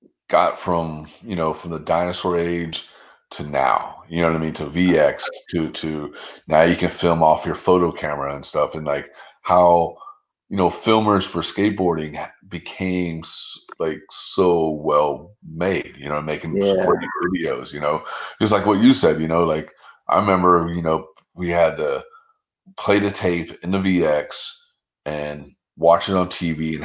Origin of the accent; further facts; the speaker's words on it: Pensacola, Florida, United States; moved away; I'm originally from North Florida. I'm originally from Pensacola.